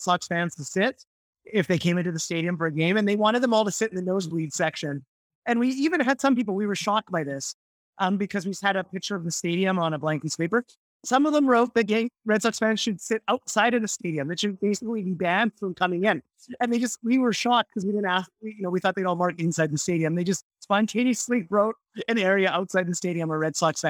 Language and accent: English; Canada; now in New York, United States; I'm from Canada. And I was a kid when they won the World Series